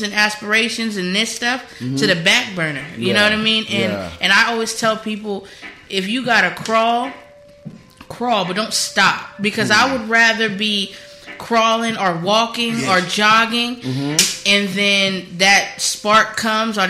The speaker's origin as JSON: {"language": "English", "town": "San Diego", "region": "California", "country": "United States", "tie": "born or raised there", "moved": "yes", "said": "I'm from Cali. I'm a Cali baby. I'm from San Diego."}